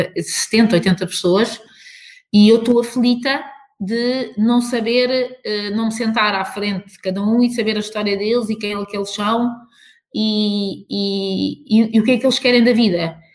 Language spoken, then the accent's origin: Portuguese; Portugal; como portugueses